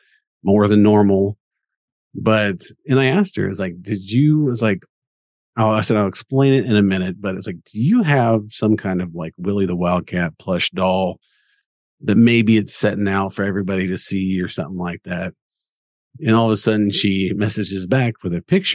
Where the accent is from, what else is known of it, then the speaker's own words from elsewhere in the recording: Kansas, United States; I'm from Kansas, so we're big K-State fans